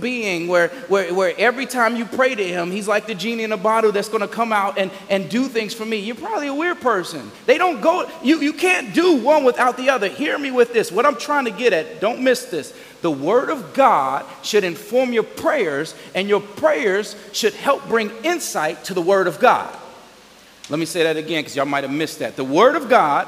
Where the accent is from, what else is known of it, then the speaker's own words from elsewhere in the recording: Gary, Indiana, United States; I grew up in Gary